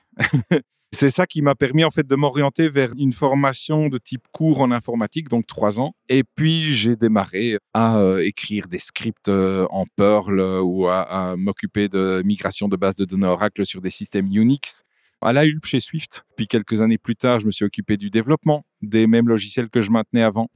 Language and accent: French; Flanders, Belgium; first language French; also born or lived in Bavaria; je suis un Belge, je ne sais pas si c'est pure souche, mais je suis un francophone qui a grandi en Flandre. Dans le côté de la Flandre, pour ceux qui connaissent, on parle le ouest flamand